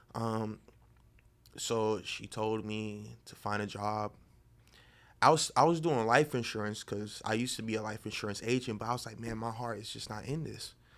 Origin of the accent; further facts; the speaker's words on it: Boynton Beach, Florida, United States; now in Miami, United States; from Boynton Beach.